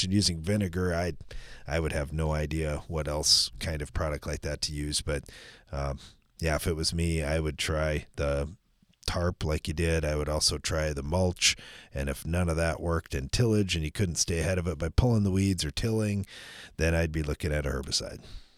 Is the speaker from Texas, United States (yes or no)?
yes; Texas, United States; I'm from West Texas, and I didn't grow up on a farm